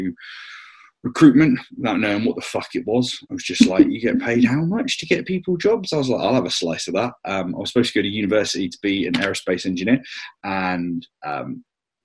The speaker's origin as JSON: {"language": "English", "area": "Somerset", "region": "South West England", "country": "United Kingdom", "said": "I'm just down from Somerset"}